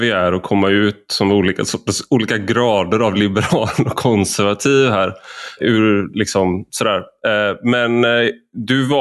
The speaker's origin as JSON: {"language": "Swedish", "town": "Gothenburg", "region": "Västra Götaland", "country": "Sweden", "said": "jag är göteborgare, så ordvitsen var viktigare än själva budskapet, tror jag."}